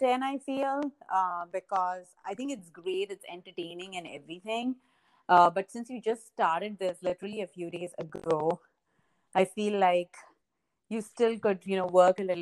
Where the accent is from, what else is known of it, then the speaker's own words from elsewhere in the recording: India; now in Boston, United States; I am Indian by origin